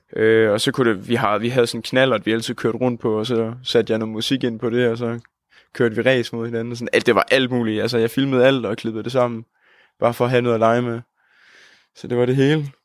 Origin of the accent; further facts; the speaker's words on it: Holsted, Southern Denmark, Denmark; moved away as an adult; now in Odense, Denmark; jeg kommer fra Jylland, en lille by, der hedder Holsted, hvor der bor en 3.000 mennesker. Og så, øh, men så er jeg så flyttet til Odense nu her